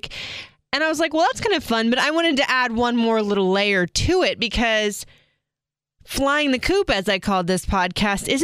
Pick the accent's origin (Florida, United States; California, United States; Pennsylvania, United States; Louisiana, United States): Florida, United States; Seminole; moved away as an adult; also born or lived in Clearwater, Florida / Tampa, Florida / Atlanta, Georgia; I grew up in Seminole, Florida